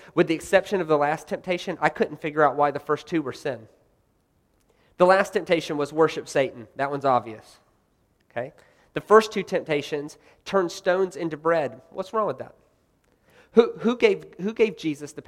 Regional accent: the South, United States; I'm from the South, by the way. I'm from the South.

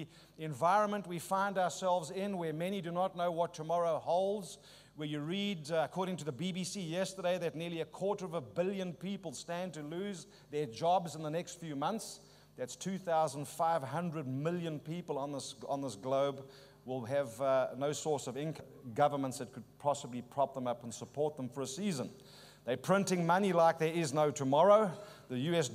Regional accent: Auckland, New Zealand; You've just gathered from my accent. I'm not from these parts. I'm from South Auckland.

